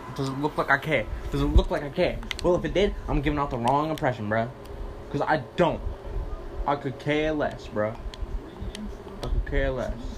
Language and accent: English; Canada; I am a Canadian